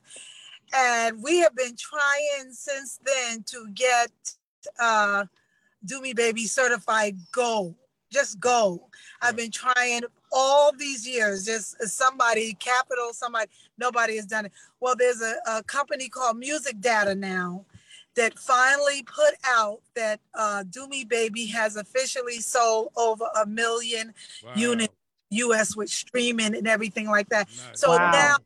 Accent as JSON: {"language": "English", "town": "New York City", "region": "New York", "country": "United States", "said": "I'm from Queens"}